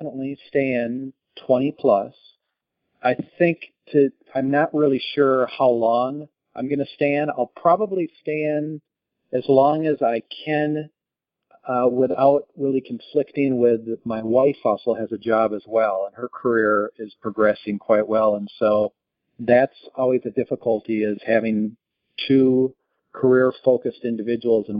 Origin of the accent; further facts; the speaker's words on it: Minnesota, United States; moved away; also born or lived in Italy; I grew up in the Midwest in Minnesota